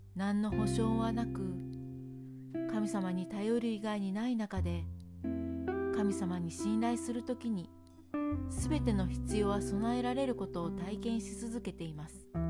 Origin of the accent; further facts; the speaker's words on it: Kansai, Japan; moved away as an adult; now in Hokkaido, Japan; 私が関西出身なので